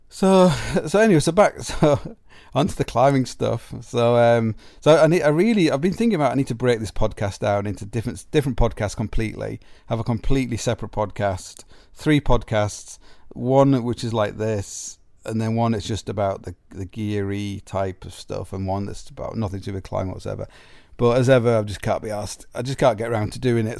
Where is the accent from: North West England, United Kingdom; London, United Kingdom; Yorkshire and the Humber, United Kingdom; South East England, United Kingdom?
Yorkshire and the Humber, United Kingdom; Sheffield; growing up as a climber in Sheffield